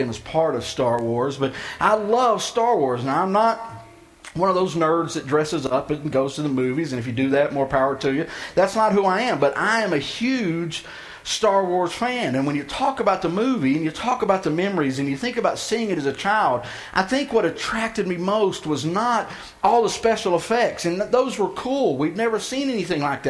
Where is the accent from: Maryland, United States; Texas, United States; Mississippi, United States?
Texas, United States; outside of Houston; the town I grew up in outside of Houston